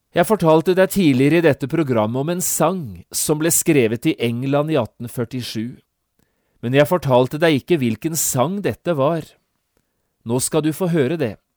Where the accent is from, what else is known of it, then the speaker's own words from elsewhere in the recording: Norway; vi er nordmenn og vi tenker som nordmenn